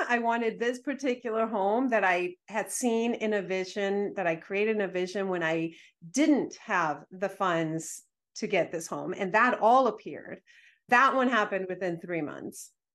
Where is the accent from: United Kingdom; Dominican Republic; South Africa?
Dominican Republic; I was raised in the Dominican Republic